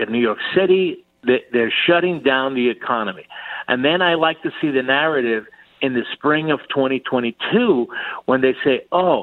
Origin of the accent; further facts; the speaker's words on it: Cuba; now in United States; I was born in Cuba. I was born on the Fidel Castro.